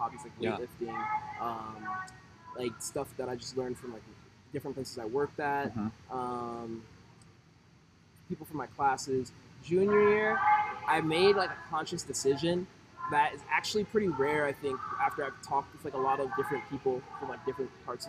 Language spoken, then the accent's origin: English; Atlanta, Georgia, United States; moved away as an adult; also born or lived in Shanghai, China; now in Massachusetts, United States; I'm originally from Atlanta, like I said, and, like, that's where I was staying before